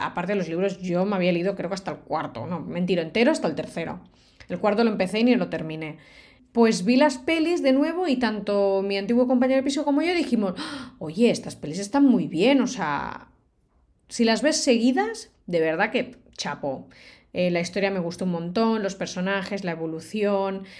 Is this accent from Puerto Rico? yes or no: no; Barcelona, Catalonia, Spain; Yo soy de Barcelona